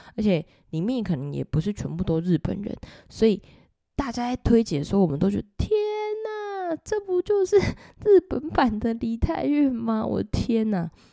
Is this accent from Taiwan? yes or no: yes; Taiwan; 我们都是台湾人